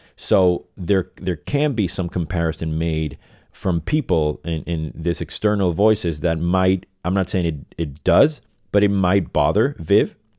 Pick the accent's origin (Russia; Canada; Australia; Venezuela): Venezuela; moved away as an adult; also born or lived in Boston; now in Los Angeles, United States; I was born and raised in Venezuela.